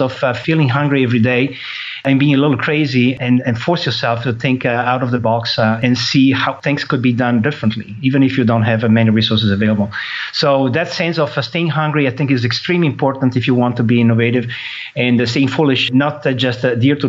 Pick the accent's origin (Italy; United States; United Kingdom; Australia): Italy; moved away; I was born in Italy